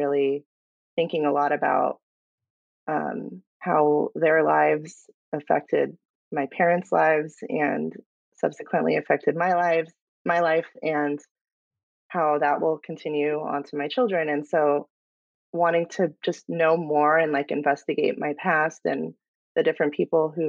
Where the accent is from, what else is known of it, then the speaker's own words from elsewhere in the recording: Palm Springs, California, United States; moved away as an adult; now in San Diego County, United States; I am a Southern California girl. I was born and raised in Palm Springs and made my way to San Diego County